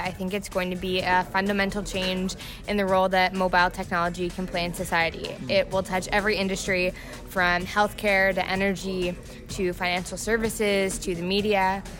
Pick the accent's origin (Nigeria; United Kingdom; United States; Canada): Canada; I'm from Canada.